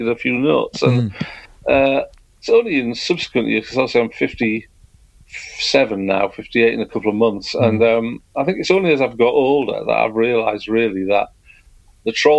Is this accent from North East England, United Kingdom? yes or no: yes; Stockton-on-Tees, North East England, United Kingdom; moved away as an adult; also born or lived in Hull; I was born in Hull in 1961, and we moved to Teesside in 69.